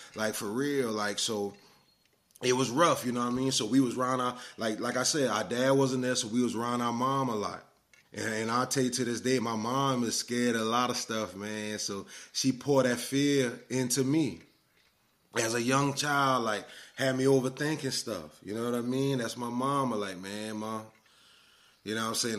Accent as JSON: {"language": "English", "town": "Orangeburg", "region": "South Carolina", "country": "United States", "tie": "born or raised there", "said": "I was born in Orangeburg, South Carolina, man, 1983, June 7th. I lived there, you know, through elementary school or whatnot."}